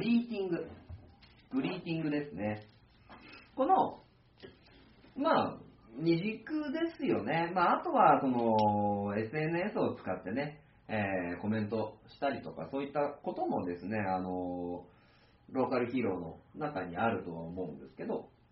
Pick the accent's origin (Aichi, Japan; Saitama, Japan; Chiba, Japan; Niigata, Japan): Aichi, Japan; Tokai; 生まれ育った市なので、東海市、愛知県東海市っていう場所